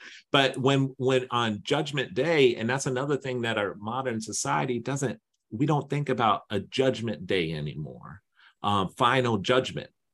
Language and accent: English; East Coast, United States; I'm from the East Coast